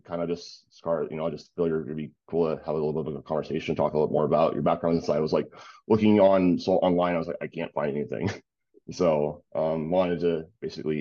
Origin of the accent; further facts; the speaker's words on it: Detroit, Michigan, United States; I'm originally from like, so I was born in Detroit